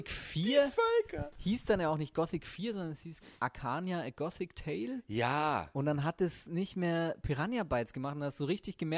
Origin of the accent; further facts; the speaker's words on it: Cologne, North Rhine-Westphalia, Germany; als Kölner ist man da ganz gut bedient